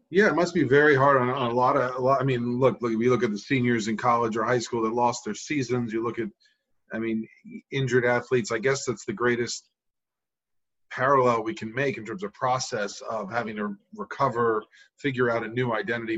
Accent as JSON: {"language": "English", "region": "New York", "country": "United States", "moved": "yes", "said": "i'm a new yorker"}